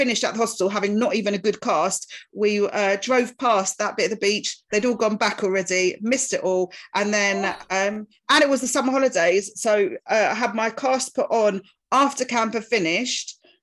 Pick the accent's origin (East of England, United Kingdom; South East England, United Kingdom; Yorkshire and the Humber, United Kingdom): East of England, United Kingdom; Essex; I grew up in Essex country-ish